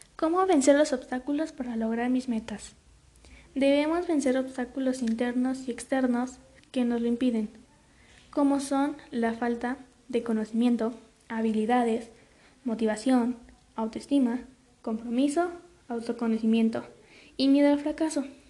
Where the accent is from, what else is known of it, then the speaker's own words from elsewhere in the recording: Mexico; aprender a hablar las lenguas de nuestro país, como por ejemplo el náhuatl, el zapoteco, el otomí